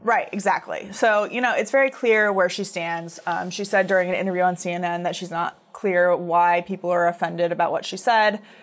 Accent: United States; as Americans

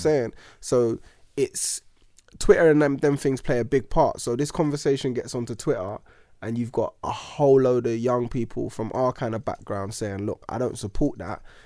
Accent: United Kingdom; also born or lived in New Zealand; living in, you know, Britain and being British

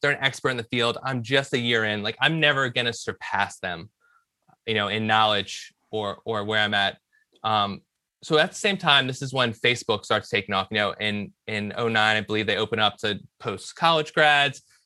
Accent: Richmond, Virginia, United States; moved away as an adult; also born or lived in Villanova, Pennsylvania; I grew up in Richmond, Virginia, um, decided to come up north

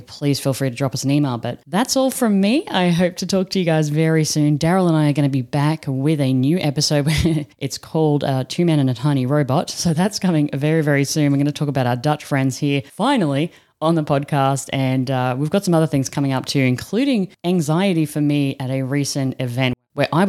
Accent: Australia; now in Netherlands; I'm an Aussie sitting in the Netherlands right now

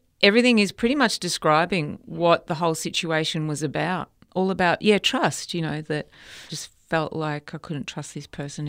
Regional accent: Melbourne, Victoria, Australia; I wasn't in my hometown of Melbourne

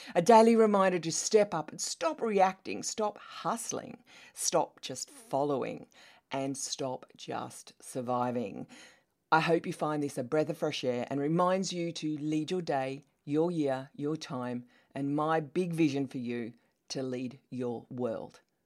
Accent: Australia; accent: Australian; As you can tell by my accent, I am Australian.

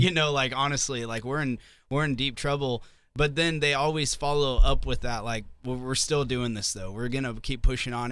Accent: Southwest Missouri, United States; also born or lived in Nashville; now in Sioux Falls, United States; I'm from Southwest Missouri

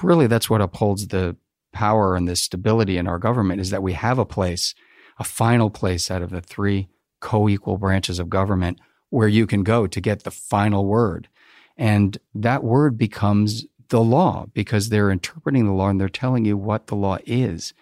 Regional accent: New Jersey, United States; I grew up in New Jersey.

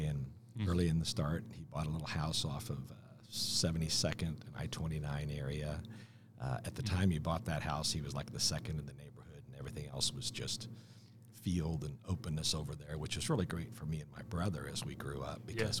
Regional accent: Kansas City, Missouri, United States; moved away; So I was born and raised in Kansas City, but I didn't live in Kansas City most of my life.

